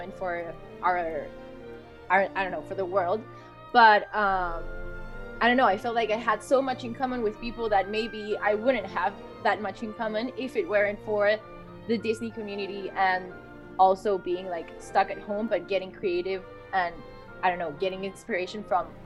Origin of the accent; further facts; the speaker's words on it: Chile; first language Spanish; English is a second language; I'm actually from Chile